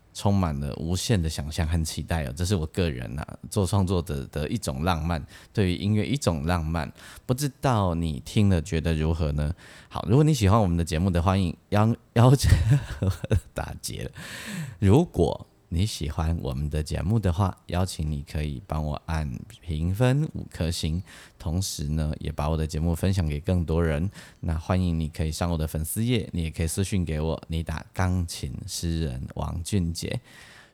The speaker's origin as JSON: {"language": "Chinese", "country": "Taiwan", "said": "我们是台湾来的"}